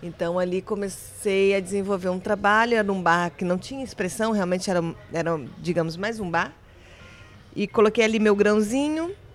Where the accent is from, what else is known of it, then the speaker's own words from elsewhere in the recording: Brasília, Federal District, Brazil; moved away as an adult; also born or lived in Seville, Spain; eu sou brasileira, sou de Brasília, capital.